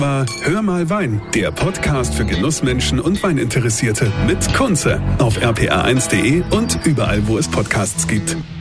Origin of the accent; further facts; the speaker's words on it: Rhineland-Palatinate, Germany; bei uns im wunderschönen Rheinland-Pfalz